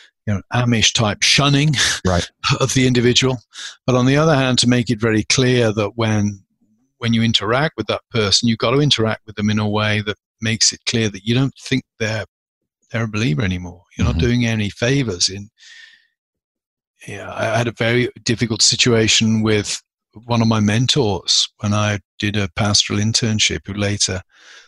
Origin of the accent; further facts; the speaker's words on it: United Kingdom; now in United States; I'm a British citizen